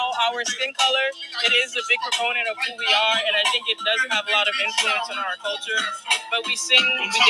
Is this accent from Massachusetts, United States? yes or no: no; New York City, New York, United States; Yeah, because I'm from the East Coast, born and raised. Was born in Downstate Medical Center, was raised mostly in Bed-Stuy